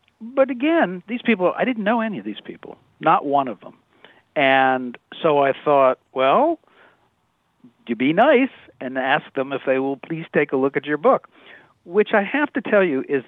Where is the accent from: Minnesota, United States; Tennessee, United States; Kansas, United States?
Kansas, United States; I'm from the Midwest. Uh-huh. Grew up in Kansas.